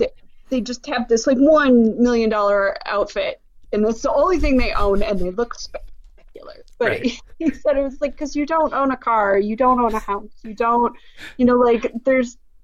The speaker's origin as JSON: {"language": "English", "town": "Chicago", "region": "Illinois", "country": "United States", "tie": "born or raised there", "said": "I grew up in the north side of Chicago"}